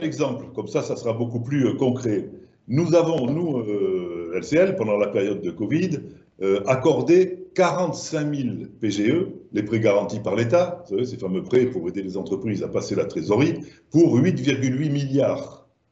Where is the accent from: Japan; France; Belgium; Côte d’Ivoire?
France; Languedoc, Occitania; accent: southern French; moved away; comme mon accent doit vous le laisser penser, je suis du sud de la France